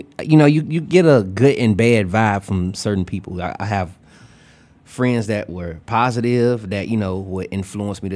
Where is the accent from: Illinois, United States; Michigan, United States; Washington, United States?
Illinois, United States; Chicago; also born or lived in Bolingbrook, Illinois; I grew up on the west side. Born and raised, K-Town.